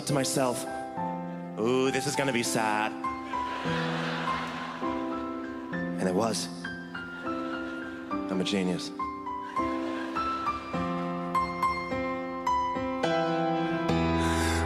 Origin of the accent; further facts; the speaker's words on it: Boston, Massachusetts, United States; moved away as an adult; now in Hollywood, United States; I moved to Hollywood recently from Boston. That's where I grew up.